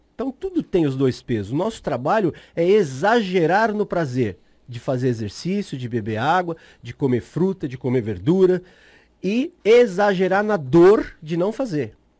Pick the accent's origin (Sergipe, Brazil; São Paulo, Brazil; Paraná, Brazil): São Paulo, Brazil; moved away as an adult; sou de São Paulo, me mudei uhum. para cá há quatro, cinco meses